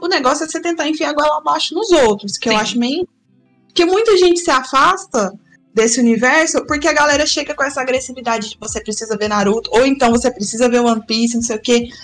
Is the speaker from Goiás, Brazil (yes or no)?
yes; Goiás, Brazil; Já sou goiana